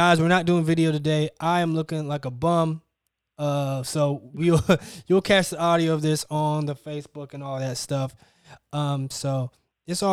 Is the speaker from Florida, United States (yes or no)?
yes; North Florida, United States; I'm from North Florida, where it's really country.